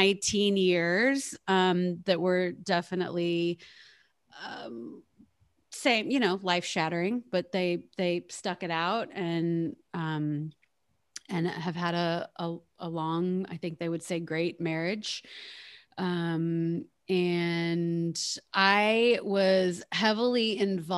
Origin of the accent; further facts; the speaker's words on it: Kansas City, Missouri, United States; also born or lived in Raytown; I grew up here in Kansas City. I lived in Raytown till I was about 7